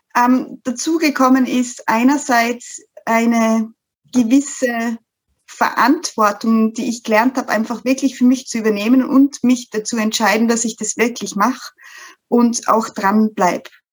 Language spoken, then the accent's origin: German; Styria, Austria; ich aus der Steiermark komme, aus, komme aus dem schönen Österreich.